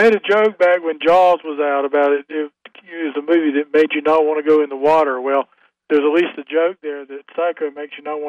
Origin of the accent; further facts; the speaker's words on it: Goldsboro, North Carolina, United States; moved away; he and I both are from Goldsboro